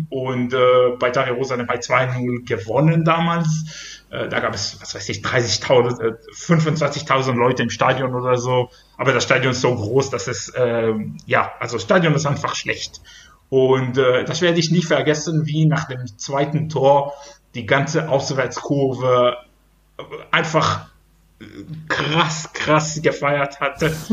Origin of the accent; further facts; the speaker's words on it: Ashdod, Southern District, Israel; German is a second language; now in Germany; dank verschiedenen Entwicklungen im Fußball in Israel und spezifisch in meiner Heimatstadt Ashdod.